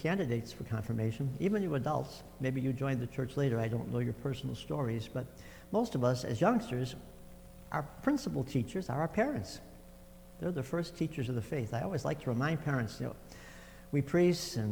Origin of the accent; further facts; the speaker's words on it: Chicago, Illinois, United States; I was raised in Chicago